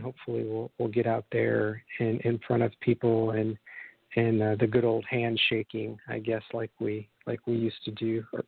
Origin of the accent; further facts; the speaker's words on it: Michigan City, Indiana, United States; my hometown of Michigan City, Indiana, where I grew up